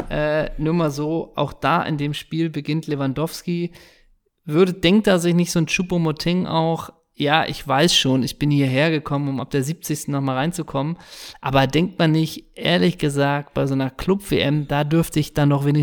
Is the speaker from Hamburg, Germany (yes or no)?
yes; Hamburg, Germany; ich bin Hamburger Kaufmann